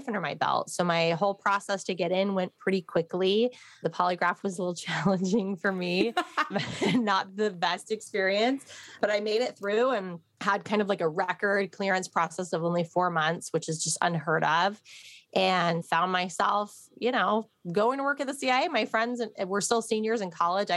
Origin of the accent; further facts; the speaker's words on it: Midwest, United States; I'm from the Midwest